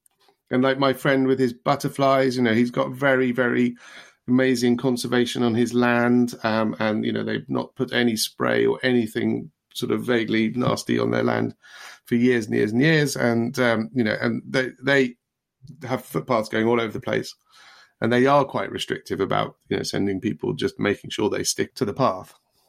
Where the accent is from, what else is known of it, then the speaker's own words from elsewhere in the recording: Darlington, North East England, United Kingdom; accent: Darlington; Which bit of Yorkshire? It was Darlington, actually. It was my Darlington accent.